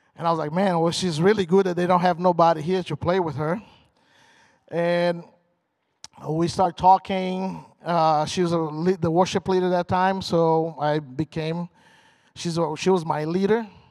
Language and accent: English; Brazil; English is a second language; moved away as an adult; also born or lived in Michigan / Indiana; now in United States; So I'm from Brazil. I, got, I came here in 1999, long time ago, almost half and half